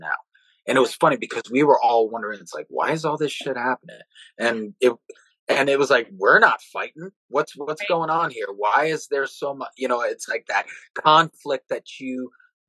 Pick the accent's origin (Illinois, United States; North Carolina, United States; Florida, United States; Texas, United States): Florida, United States; South; growing up in South Florida.